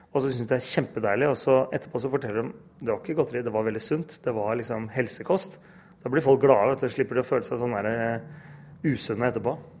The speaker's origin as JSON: {"language": "Norwegian", "country": "Norway", "said": "jeg er helt norsk, men jeg har en pakistansk far"}